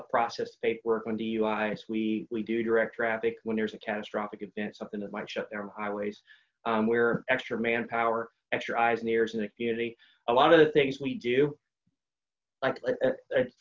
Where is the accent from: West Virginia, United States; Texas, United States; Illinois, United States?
West Virginia, United States; I'm a West Virginian.